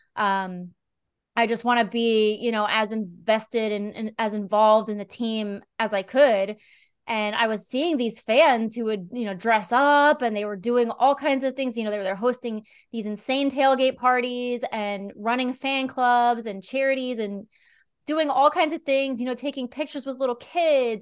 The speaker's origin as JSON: {"language": "English", "area": "near Philadelphia", "region": "Pennsylvania", "country": "United States", "tie": "born or raised there", "moved": "yes", "said": "I was just a kid, you know, like, ten years old and growing up in Pennsylvania, not far"}